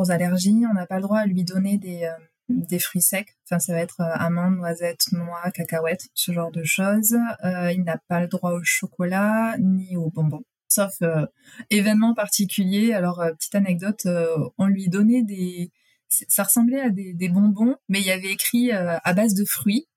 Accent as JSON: {"language": "French", "country": "France", "moved": "as an adult", "lives_now": "Quebec City, Canada", "said": "on est français"}